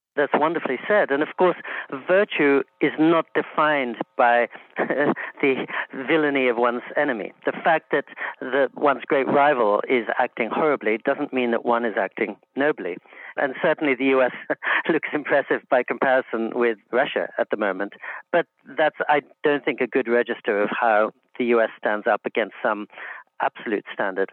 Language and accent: English; England, United Kingdom; now in United States; in England, too, when I was growing up